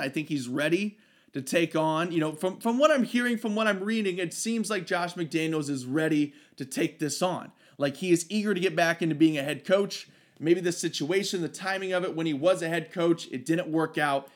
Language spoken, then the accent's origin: English; Ohio, United States; I am from Ohio. I did grow up forty minutes from Ohio State's campus